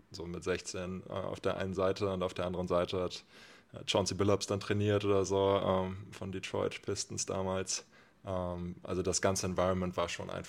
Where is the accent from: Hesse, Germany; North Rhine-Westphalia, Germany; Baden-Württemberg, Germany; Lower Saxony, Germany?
Lower Saxony, Germany; Oldenburg; moved away as an adult; now in Bremen, Germany; gebürtiger Oldenburger, vielleicht auch Mitgrund, weswegen ich hier sitze. Ja. Äh, genau, bin mittlerweile in Bremen